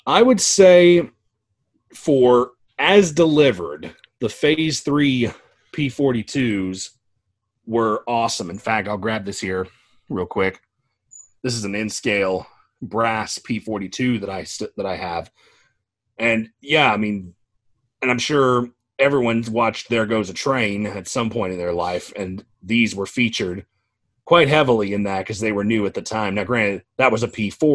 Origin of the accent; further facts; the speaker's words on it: Georgia, United States; the last time that NNW 611 came through my hometown. So my mom took me down to the station that day